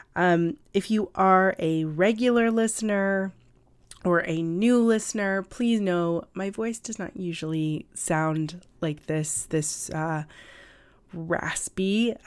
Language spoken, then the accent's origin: English; California, United States; now in New York City, United States; I'm from California originally, and I'm a native Californian